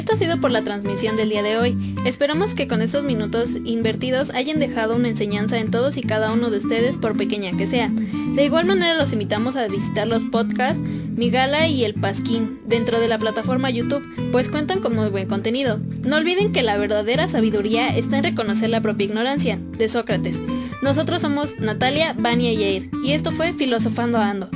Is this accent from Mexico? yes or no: yes; Mexico; en una sociedad como la mexicana no podemos negar que debido a la desinformación en general o incluso a las costumbres que tenemos arraigadas, somos aún más propensos